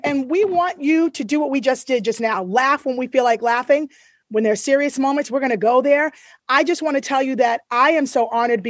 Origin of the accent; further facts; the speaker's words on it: United States; And that, yes, hello, I'm Black American.